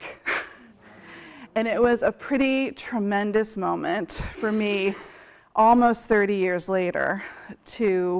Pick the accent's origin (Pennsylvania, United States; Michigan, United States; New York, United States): Pennsylvania, United States; as a kid growing up in Pennsylvania, or as a Quaker kid growing up in Pennsylvania